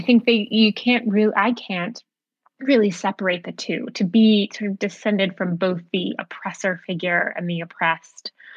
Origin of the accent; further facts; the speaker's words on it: outside of Boston, Massachusetts, United States; I come from um, a, a New England family. I grew up outside of Boston